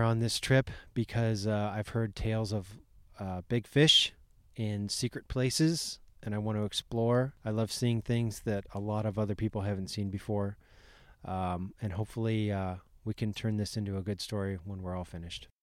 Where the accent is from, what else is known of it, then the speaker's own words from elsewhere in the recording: Boise, Idaho, United States; I'm from Boise, Idaho.